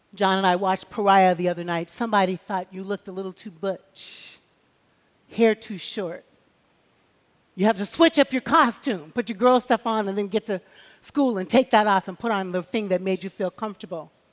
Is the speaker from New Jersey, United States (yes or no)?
no; Chicago, Illinois, United States; born or raised there